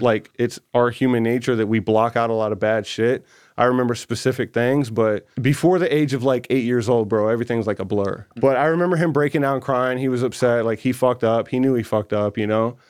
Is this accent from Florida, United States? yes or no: no; Newport News, Virginia, United States; my first memories is Hampton, Newport News area